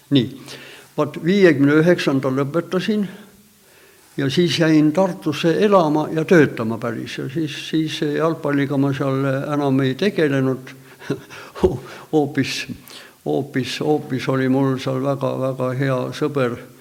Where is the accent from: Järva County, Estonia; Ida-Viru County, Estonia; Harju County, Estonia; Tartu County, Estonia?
Harju County, Estonia; Tallinn; minu sünnikodu oli ka seal kohe viiekümne meetri kaugusel ainult